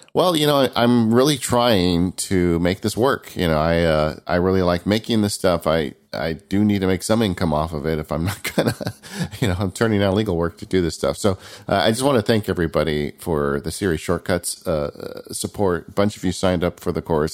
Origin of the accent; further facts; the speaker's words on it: California, United States; growing up in California